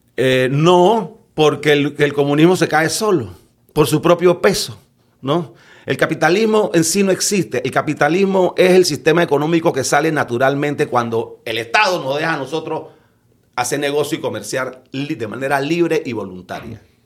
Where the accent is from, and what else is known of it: Panama